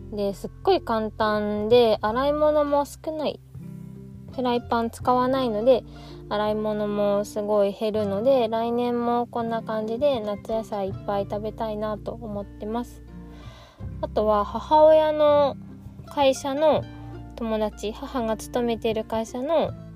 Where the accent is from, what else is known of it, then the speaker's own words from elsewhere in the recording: Ishikawa, Japan; moved away; 私の実家は石川県の、うん、割と山の方にあるんですけど